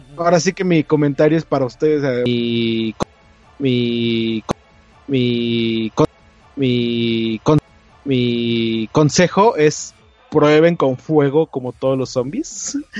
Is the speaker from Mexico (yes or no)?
yes; Mexico